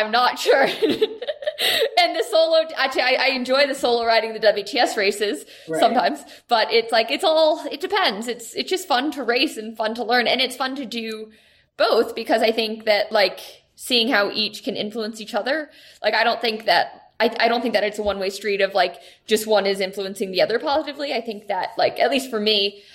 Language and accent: English; United States; I'm an American